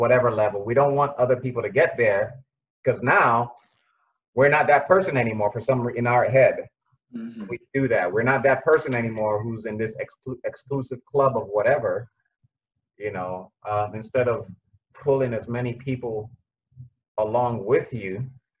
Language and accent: English; Nigeria; I'm a Nigerian